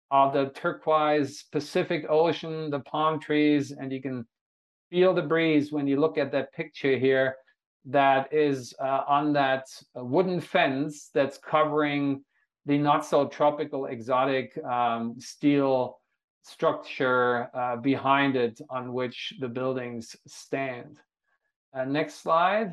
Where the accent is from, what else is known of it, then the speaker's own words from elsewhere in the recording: Hanover, Lower Saxony, Germany; now in Honolulu, United States; my hometown, the city of Hanover